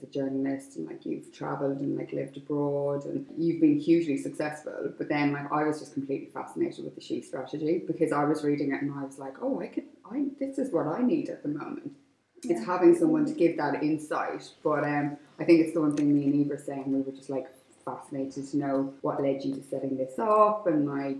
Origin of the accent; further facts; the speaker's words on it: Ireland; I'm Irish